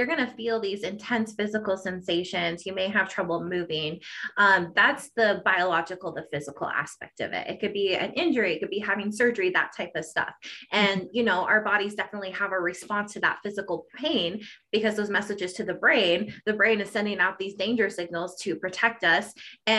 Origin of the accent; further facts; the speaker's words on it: Colorado, United States; I am from Colorado